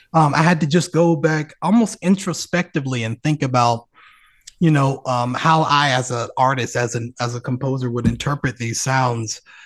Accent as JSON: {"language": "English", "town": "Birmingham", "region": "Alabama", "country": "United States", "tie": "born or raised there", "said": "my hometown orchestra, Alabama Symphonies"}